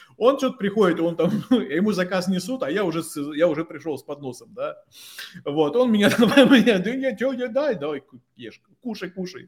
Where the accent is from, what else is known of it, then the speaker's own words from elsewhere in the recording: Tomsk, Tomsk Oblast, Russia; moved away as an adult; also born or lived in Moscow; я простой пацан из Томска